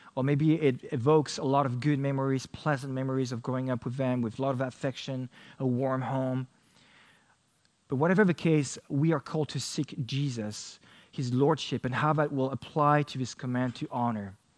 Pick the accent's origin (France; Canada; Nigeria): France; I only grew up with one sibling and uh, my father in France